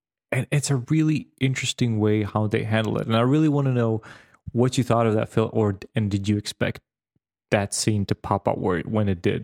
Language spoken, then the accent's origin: English; Serbia; because I grew up in Serbia and I visited Slovakia, the northern part of Serbia, which for a long time were Austrian, Hungarian places